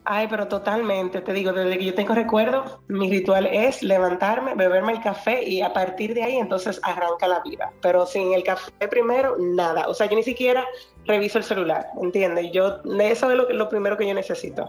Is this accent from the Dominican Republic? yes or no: yes; Dominican Republic; los dominicanos, sobre nosotros